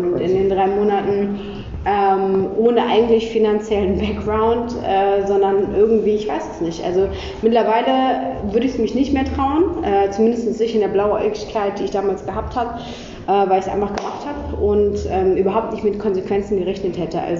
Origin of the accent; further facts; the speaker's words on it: Cologne, North Rhine-Westphalia, Germany; ich komme aus Köln, ähm, bin seit puh, 25 Jahren Kölnerin eigentlich.